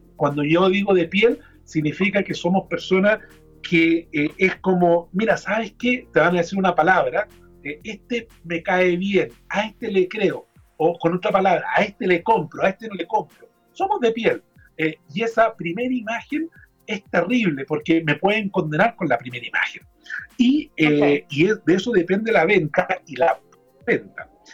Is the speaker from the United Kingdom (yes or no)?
no; Chile; cómo somos los chilenos